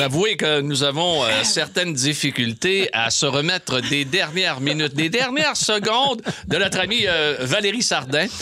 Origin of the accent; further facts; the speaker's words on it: Saguenay, Quebec, Canada; moved away; chez nous au Saguenay